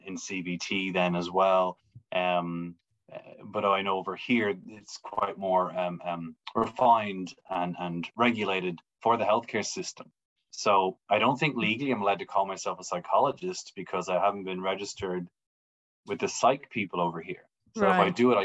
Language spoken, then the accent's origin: English; Wicklow, Leinster, Ireland; accent: Irish; moved away as an adult; also born or lived in Melbourne, Australia; now in Brisbane, Australia; I'm from Wicklow in Ireland, just south of Dublin.